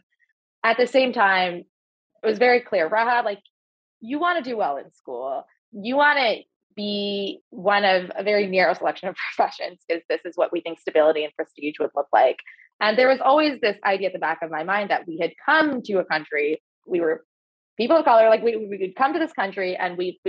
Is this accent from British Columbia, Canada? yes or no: no; near Toronto, Ontario, Canada; also born or lived in Dubai; I grew up in Ontario, so near Toronto in Canada, in a suburb